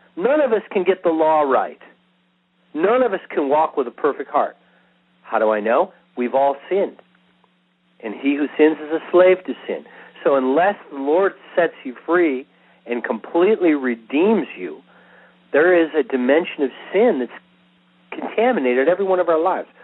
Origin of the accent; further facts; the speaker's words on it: Israel; first language English; I'm Jewish. I'm an Israeli.